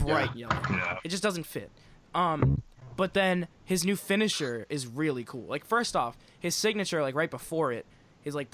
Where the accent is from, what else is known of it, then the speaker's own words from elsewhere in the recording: Rhode Island, United States; growing up in Rhode Island